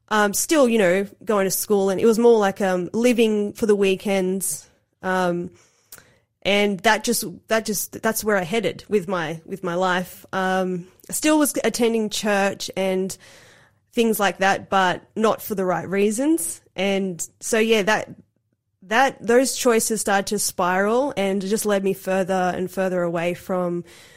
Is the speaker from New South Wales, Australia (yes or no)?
yes; Cooranbong, New South Wales, Australia; born or raised there; also born or lived in Sydney, Australia / Gold Coast, Queensland, Australia